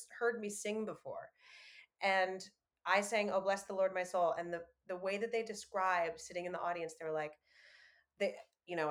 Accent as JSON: {"language": "English", "region": "New York", "country": "United States", "tie": "born or raised there", "said": "I grew up in New York"}